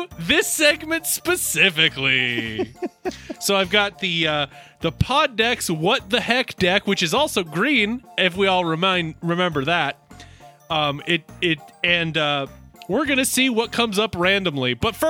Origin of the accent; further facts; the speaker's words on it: Blacksburg, Virginia, United States; And I was growing up in Blacksburg, Virginia, as I mentioned quite a many times before.